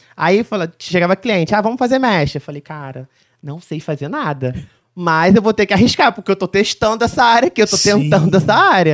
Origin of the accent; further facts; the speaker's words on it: Mendes, Rio de Janeiro, Brazil; also born or lived in Barra do Piraí; sou de Mendes